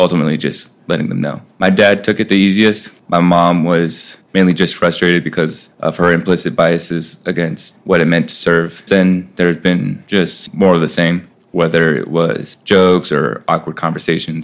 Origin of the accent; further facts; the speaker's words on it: Central California, United States; moved away as an adult; now in Syracuse, United States; I'm originally from Central California, around the same area of Rudy